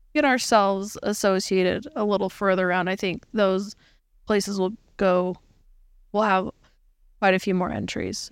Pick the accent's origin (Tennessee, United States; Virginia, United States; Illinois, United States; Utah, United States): Utah, United States; we are from Utah